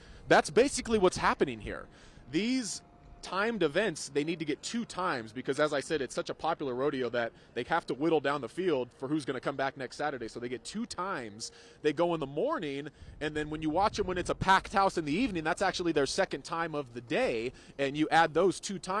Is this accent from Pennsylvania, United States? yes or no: no; Reno, Nevada, United States; this is my hometown, I love this area